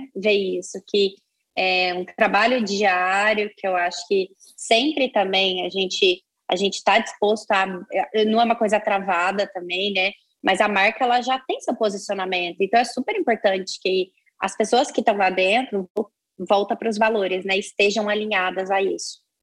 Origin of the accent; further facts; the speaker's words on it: Minas Gerais, Brazil; moved away as an adult; now in São Paulo, Brazil; eu venho de Minas, eu vim de Minas Gerais, moro em São Paulo, vai fazer nove anos